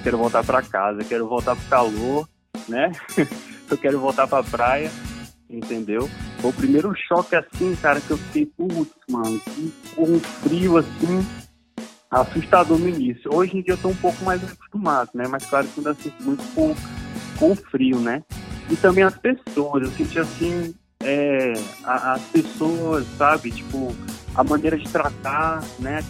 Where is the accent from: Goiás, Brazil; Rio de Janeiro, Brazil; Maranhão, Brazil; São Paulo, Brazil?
Maranhão, Brazil; São Luís; moved away as an adult; now in Brasília, Brazil; eu sou maranhense, nascido e criado em São Luís, Ilha do Amor, Ilha do Reggae. E atualmente eu estou em Brasília